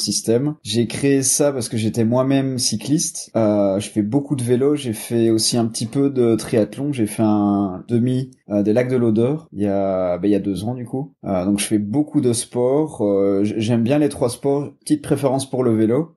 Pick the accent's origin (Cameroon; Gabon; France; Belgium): Belgium; je viens de Belgique